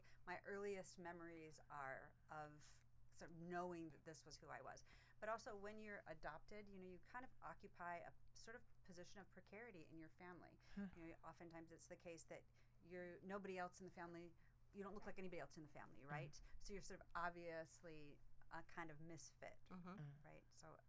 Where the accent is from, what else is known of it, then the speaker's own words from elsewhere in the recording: Rochester Hills, Michigan, United States; also born or lived in Ohio; And I grew up in Rochester Hills, Michigan.